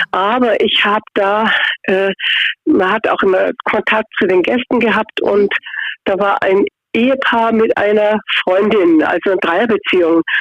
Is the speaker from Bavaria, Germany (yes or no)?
yes; Augsburg, Bavaria, Germany; ich bin aus Augsburg auch eine Augsburgerin.